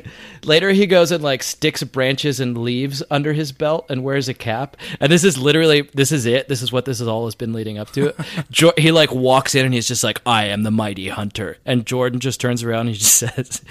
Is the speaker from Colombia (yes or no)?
no; United Kingdom; We're British, so we don't really do that.